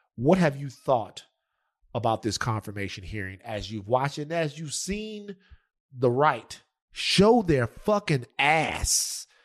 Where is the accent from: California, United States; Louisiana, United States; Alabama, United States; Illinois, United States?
Louisiana, United States; I'm from Louisiana